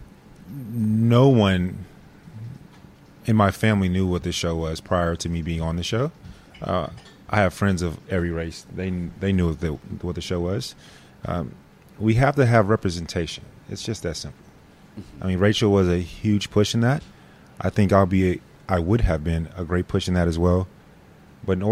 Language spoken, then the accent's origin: English; Grand Prairie, Texas, United States; moved away as an adult; now in San Antonio, United States; I'm from Grand Prairie, South Grand Prairie specifically